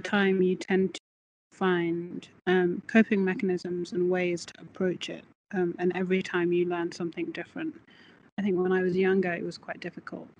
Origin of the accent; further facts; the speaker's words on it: Birmingham, West Midlands, United Kingdom; now in Scotland, United Kingdom; I'm from Birmingham